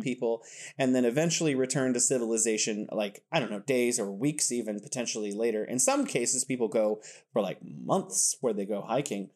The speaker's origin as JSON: {"language": "English", "region": "California", "country": "United States", "moved": "yes", "lives_now": "Wuhan, China", "said": "I'm from California, and I'm living here in beautiful Wuhan, China."}